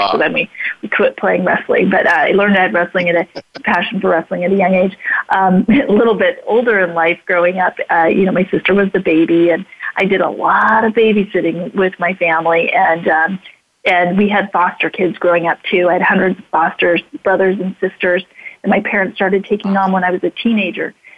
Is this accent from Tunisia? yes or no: no; Idaho Falls, Idaho, United States; I grew up in Idaho Falls, Idaho